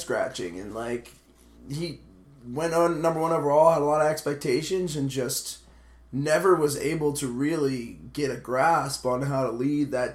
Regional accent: Cincinnati, Ohio, United States; My hometown, Cincinnati

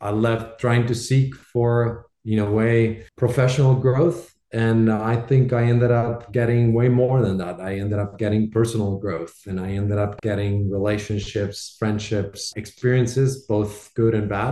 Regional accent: Bogotá, Bogotá Capital District, Colombia; moved away; Proudly Colombian. I was born and raised in Bogota in Colombia.

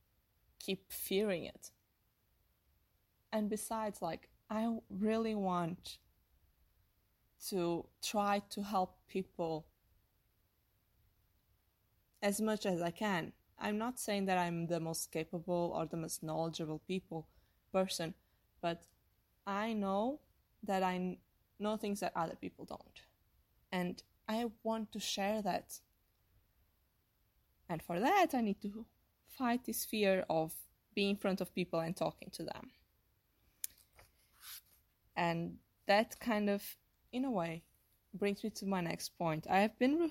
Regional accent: Portugal; English is a second language; moved away as an adult; now in United States; I was raised in Portugal until I was like 22 years old

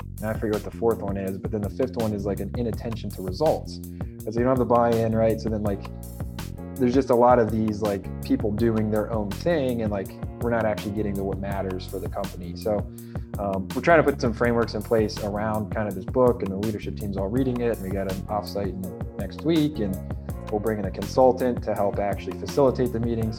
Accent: Ohio, United States; moved away as an adult; also born or lived in Rhode Island; now in New York City, United States; I'm in New York City, but a lot of our company is in Ohio, and I'm originally from Ohio.

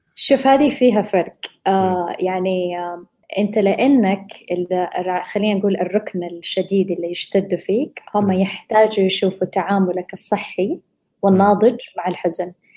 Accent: Saudi Arabia; هنا بالوطن عندنا بالسعودية

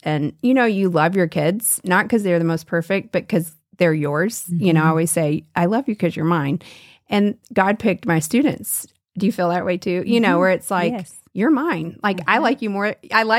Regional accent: Nashville, Tennessee, United States; Well, I'm from Nashville, Tennessee, so you and I share some southern roots

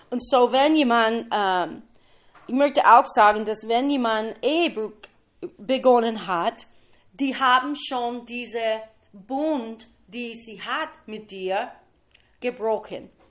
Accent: Kentucky, United States; German is a second language; ich komme aus Kentucky, ein bisschen temperamentvoll.

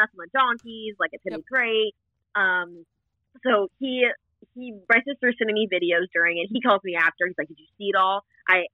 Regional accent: Ohio, United States; born or raised there

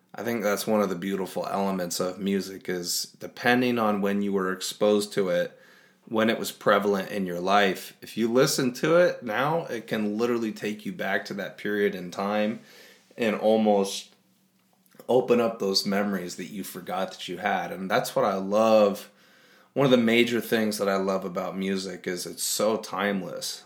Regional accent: Iowa, United States; I'm from Iowa

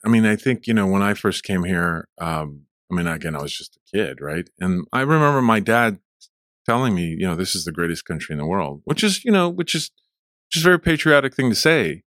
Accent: Fort Worth, Texas, United States; English is a second language; also born or lived in Mexico / Abilene; I grew up in Fort Worth

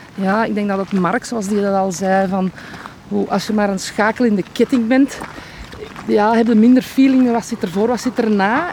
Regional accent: Noorderwijk, Flanders, Belgium; Ik ben hier geboren en getogen

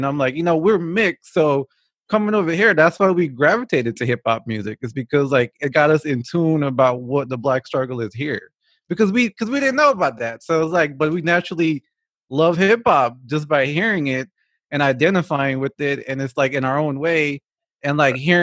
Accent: Georgetown, Guyana; now in United States; I'm originally not from this country. I'm from Georgetown, Guyana, which is in the Caribbean

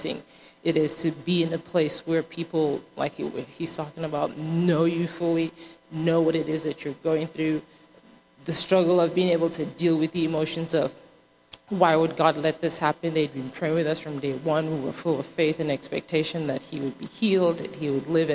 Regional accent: Nigeria; moved away; I'm originally from Nigeria

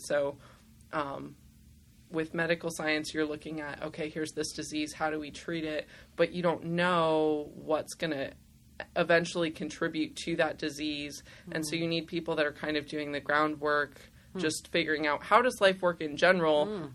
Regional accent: Simi Valley, California, United States; born or raised there; also born or lived in Los Angeles / Burbank / San Diego

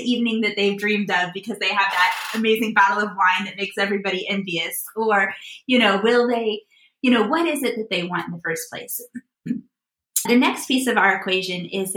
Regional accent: Midwest, United States; I live in Chicago. I grew up in the Midwest, and there's a local bank here in the Midwest that was our home bank when I was growing up

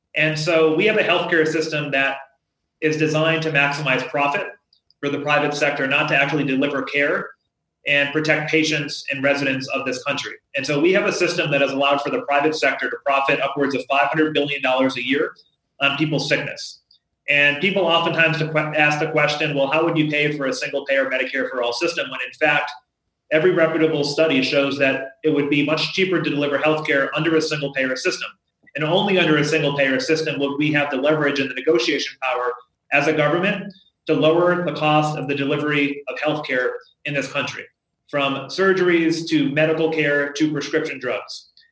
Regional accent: Holyoke, Massachusetts, United States; I grew up in Holyoke. It's a city of forty thousand people, and for many years has been one of the poorest communities in the entire state of Massachusetts

